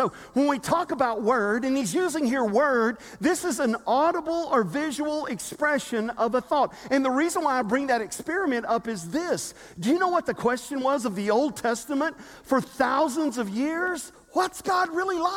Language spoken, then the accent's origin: English; Selmer, Tennessee, United States; I was born in Selmer, Tennessee, to George and Diane ….